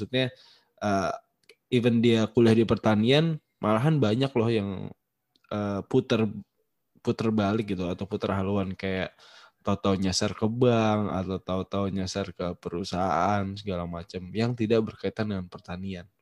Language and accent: Indonesian; Cirebon, West Java, Indonesia; Kalau yang aku ingat dari Cirebon emang sih panas gitu loh. Walaupun eh, kampungku tuh padahal kan dia naik gunung atau lem, eh di lembah sih ya.